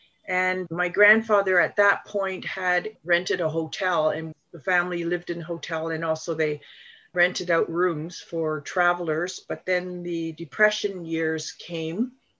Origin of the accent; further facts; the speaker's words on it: Toronto, Ontario, Canada; I was born and grew up in Toronto and spent a large part of my growing up in Toronto's Chinatown. I went to University of Toronto